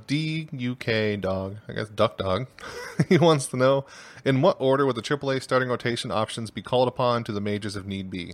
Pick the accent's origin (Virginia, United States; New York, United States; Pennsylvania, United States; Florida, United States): Pennsylvania, United States; Erie; I grew up in Erie where they have the Sea Wolves